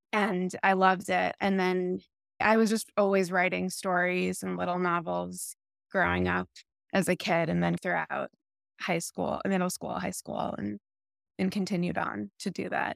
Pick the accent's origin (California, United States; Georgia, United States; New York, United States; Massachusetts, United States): Massachusetts, United States; Lexington; Lexington, Massachusetts.